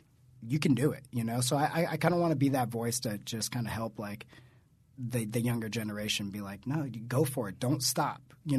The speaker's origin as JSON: {"language": "English", "region": "Southern California", "country": "United States", "said": "I came from Southern California. I started EWF, very small company, even smaller than it is now."}